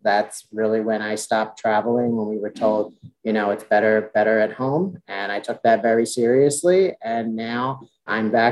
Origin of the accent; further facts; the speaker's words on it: Philadelphia, Pennsylvania, United States; also born or lived in Washington, D.C.; I grew up in the Philadelphia suburbs area. So Philly's really been my home my entire life.